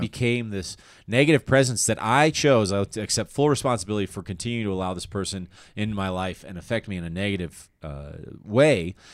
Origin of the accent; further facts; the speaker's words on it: Littleton, Colorado, United States; moved away; also born or lived in Aurora, Colorado / Chicago; I was born in uh, Aurora, Colorado, and I grew up in Littleton